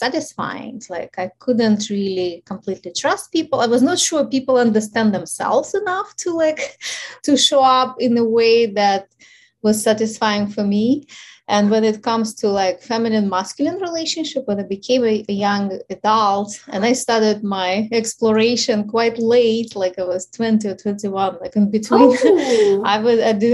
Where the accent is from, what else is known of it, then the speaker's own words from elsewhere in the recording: Ukraine; English is a second language; moved away; So obviously you hear my accent. So I'm originally from Ukraine, and I was born at the time when the Ukraine was still part